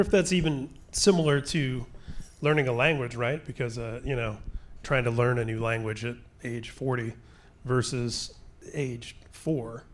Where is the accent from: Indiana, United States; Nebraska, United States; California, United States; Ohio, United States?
Indiana, United States; I grew up in Indiana